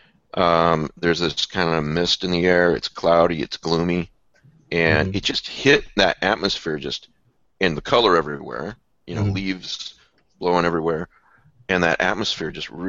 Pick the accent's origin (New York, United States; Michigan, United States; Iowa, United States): Iowa, United States; also born or lived in Fort Worth, Texas; now in Texas, United States